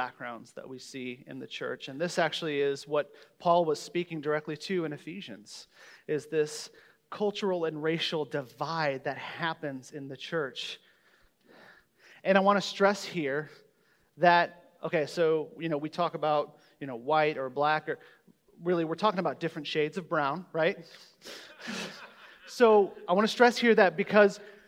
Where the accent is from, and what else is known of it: Omaha, Nebraska, United States; born or raised there